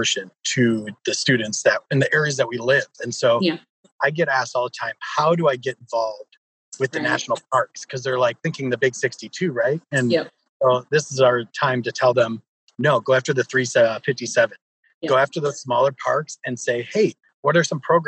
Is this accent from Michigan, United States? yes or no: yes; Detroit, Michigan, United States; I grew up in Detroit